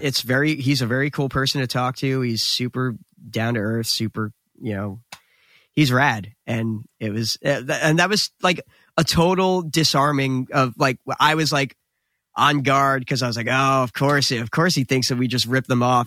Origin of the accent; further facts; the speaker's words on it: New Jersey, United States; we were instantly proud to be from New Jersey